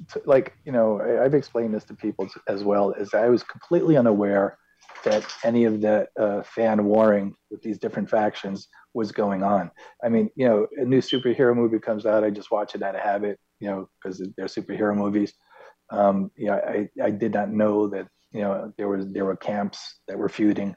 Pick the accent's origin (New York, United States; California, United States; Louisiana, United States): New York, United States; New York City; moved away; I'm from Manhattan. You know, I moved to the mountains to be left alone.